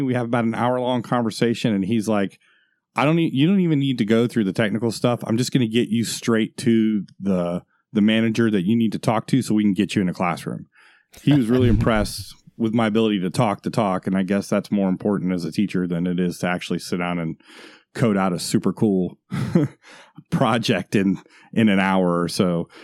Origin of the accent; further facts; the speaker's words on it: Florida, United States; moved away; also born or lived in Washington State; I'm from Florida